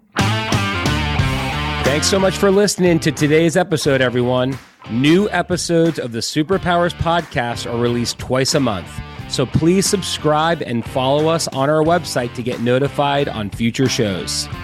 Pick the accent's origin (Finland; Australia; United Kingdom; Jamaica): Finland; I was born in Finland